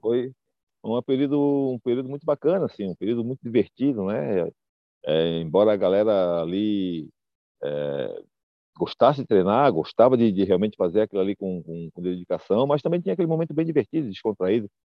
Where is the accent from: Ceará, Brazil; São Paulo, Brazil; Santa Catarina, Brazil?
Santa Catarina, Brazil; Florianópolis; moved away as an adult; now in United States; Eu sou de Floripa, nasci em Floripa